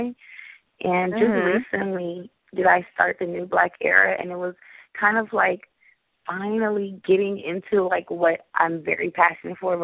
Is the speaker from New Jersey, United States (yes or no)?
no; Los Angeles, California, United States; also born or lived in Grambling, Louisiana; I'm originally from Los Angeles, California. I graduated from Grambling State University. Yes, I'm a native LA Angelino.